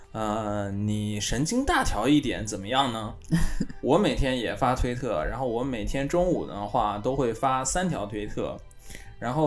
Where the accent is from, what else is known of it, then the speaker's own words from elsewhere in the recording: China; also born or lived in Sapporo, Japan; now in Tokyo, Japan; 像我中国人在在日本工作嘛